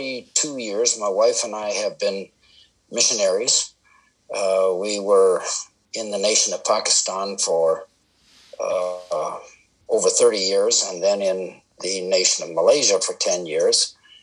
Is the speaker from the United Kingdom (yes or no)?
no; Canada; also born or lived in India; And so I spent most of my first 18 years there. I am Canadian. I came back to Canada to attend Bible college.